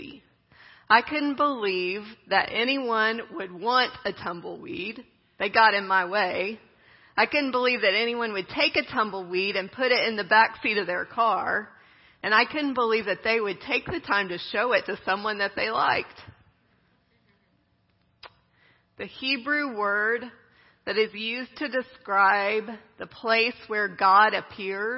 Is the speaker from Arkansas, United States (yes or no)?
no; Midland, Texas, United States; I grew up in West Texas, in Midland.